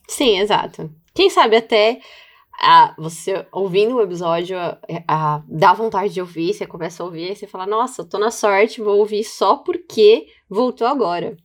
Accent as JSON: {"language": "Portuguese", "country": "Brazil", "said": "Como uma boa brasileira"}